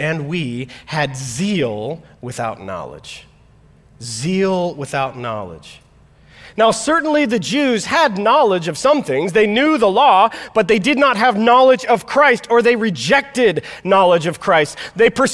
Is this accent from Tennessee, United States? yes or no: no; Florida, United States; now in Midwest, United States; I grew up in Florida